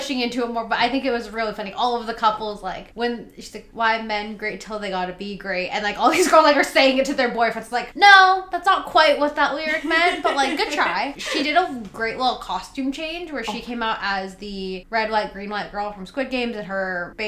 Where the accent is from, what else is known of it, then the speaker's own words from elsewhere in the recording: the Bay Area, California, United States; me growing up in the Bay Area until I went to SoCal